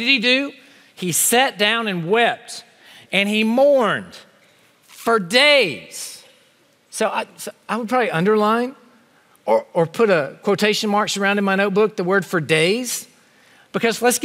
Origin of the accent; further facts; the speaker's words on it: Honea Path, South Carolina, United States; moved away; my hometown of Honey Pass, South Carolina.